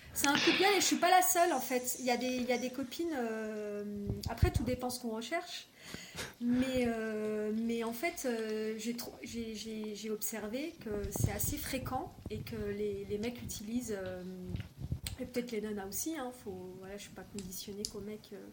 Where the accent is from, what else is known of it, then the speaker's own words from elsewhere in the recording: Bordeaux, Nouvelle-Aquitaine, France; moved away; à la base, je suis de Bordeaux